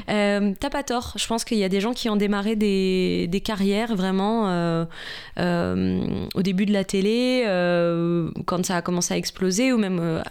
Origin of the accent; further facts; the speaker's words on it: Besançon, Bourgogne-Franche-Comté, France; moved away as an adult; now in Paris, France; j'ai grandi en Franche-Comté, à Besançon, voilà, vers la Suisse